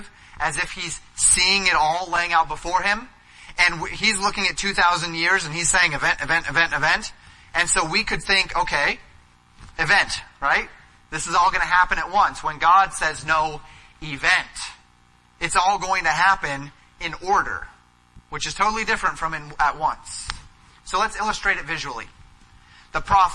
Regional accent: Colorado, United States; growing up in Colorado, we would go up to the mountains

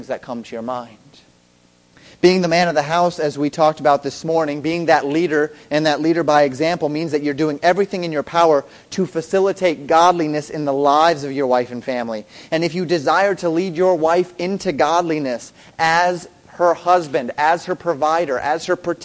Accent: Colorado, United States; I'm from Colorado

